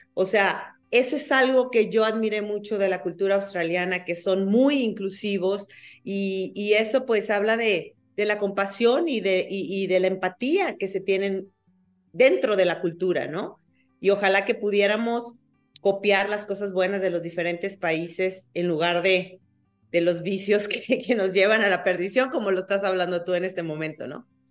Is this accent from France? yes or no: no; Mexico; los mexicanos somos